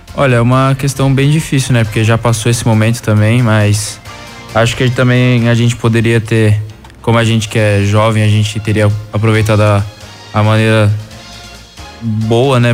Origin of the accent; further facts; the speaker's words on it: São Paulo, Brazil; moved away; sou de São Paulo, natural de São Paulo, capital